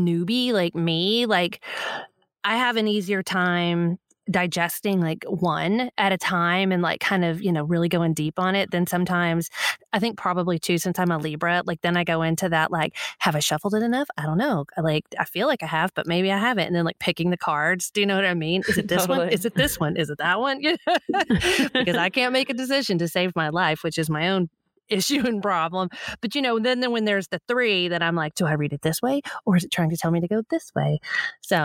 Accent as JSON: {"language": "English", "region": "Texas", "country": "United States", "tie": "born or raised there", "said": "I still live in Texas"}